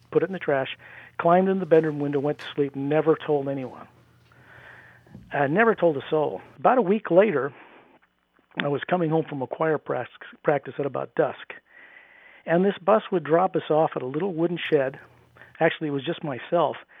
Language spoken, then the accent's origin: English; near Salt Lake, Utah, United States; in Utah, where I grew up near Salt Lake